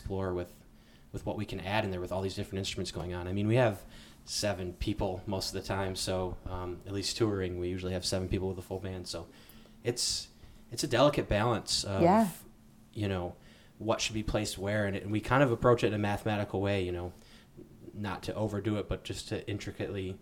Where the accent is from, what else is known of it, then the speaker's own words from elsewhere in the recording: Fremont, Michigan, United States; also born or lived in Chicago; I met Joey in high school in Fremont, Michigan